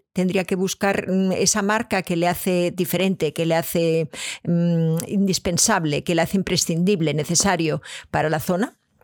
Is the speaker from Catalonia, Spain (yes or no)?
yes; Catalonia, Spain; moved away; yo vengo de Cataluña